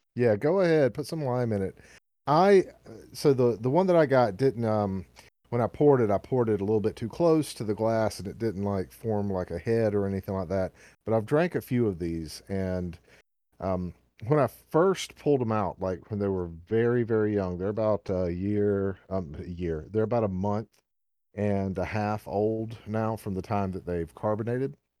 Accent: the South, United States; accent: southern; my southern accent

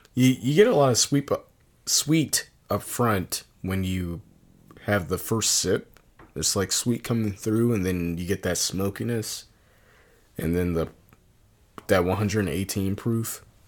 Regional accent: Virginia, United States; now in Milwaukee, United States; growing up in Virginia

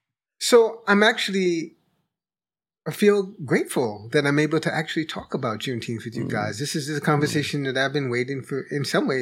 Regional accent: New York, United States; part of it is that I grew up in New York, so I'm not connected in a way to the sort of Southern ways

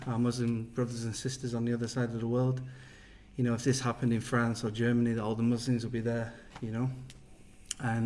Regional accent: England, United Kingdom; moved away as an adult; I come from England

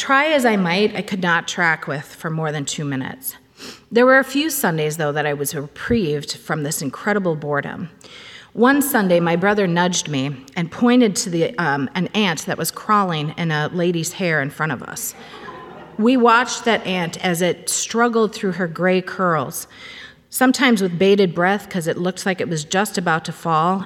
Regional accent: Cambridge, Minnesota, United States; I grew up in Cambridge, Minnesota, attending the First Baptist Church there

